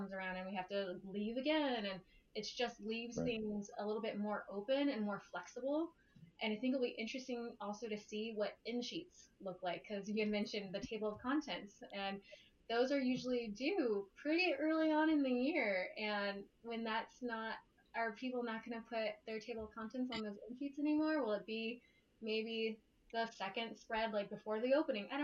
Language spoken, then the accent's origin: English; Southern California, United States; now in Northern California, United States; I grew up in Southern California